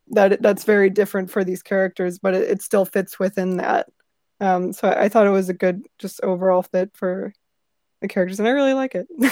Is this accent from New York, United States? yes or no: no; St. Louis, Missouri, United States; I'm from Saint Louis, so I've been to many Cardinals games